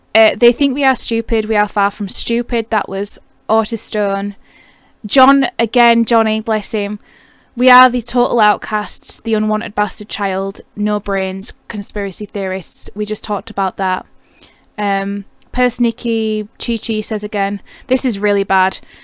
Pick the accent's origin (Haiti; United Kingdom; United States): United Kingdom; I'm a Brit